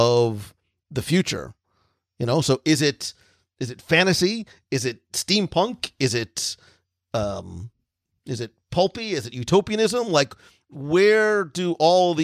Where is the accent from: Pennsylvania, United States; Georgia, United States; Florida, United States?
Florida, United States; I'm from Florida